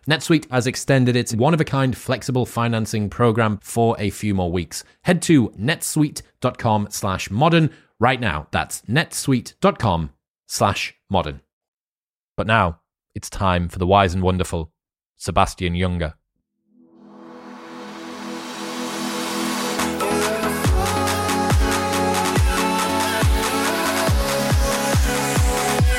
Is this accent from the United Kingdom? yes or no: yes; United Kingdom; as a British person